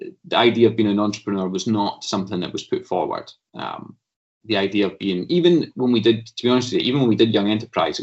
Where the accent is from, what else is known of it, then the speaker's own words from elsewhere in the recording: Stirling, Scotland, United Kingdom; I'm a lad from Stirling, and went to Wallace High School in Stirling, went to Bridgemallan Primary